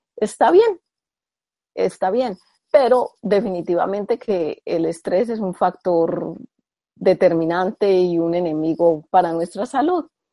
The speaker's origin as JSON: {"language": "Spanish", "country": "Colombia", "said": "yo soy colombiana"}